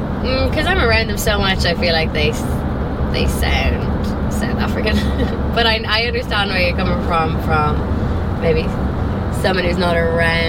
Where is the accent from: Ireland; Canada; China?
Ireland; Dublin, Leinster; moved away as an adult; now in Naples, United States; I think maybe because I'm from Dublin. The area that I'm from in Dublin is more